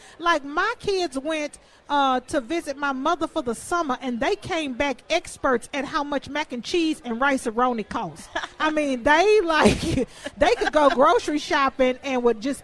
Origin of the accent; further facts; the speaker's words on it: Houston, Texas, United States; moved away as an adult; now in Minnesota, United States; I'm from Houston. I'm from Texas, and my family has been impacted forever by the hurricanes